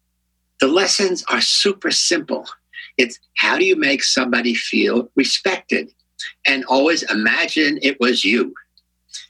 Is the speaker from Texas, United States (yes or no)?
no; New York, United States; moved away as an adult; now in San Francisco, United States; I'm a New Yorker